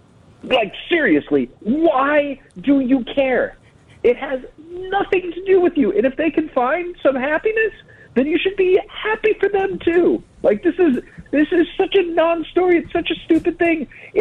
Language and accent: English; Cleveland, Ohio, United States; moved away; I grew up in Cleveland